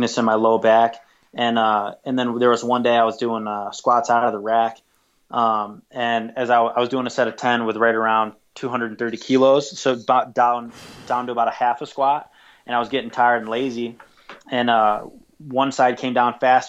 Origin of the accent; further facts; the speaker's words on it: United States; proud to be American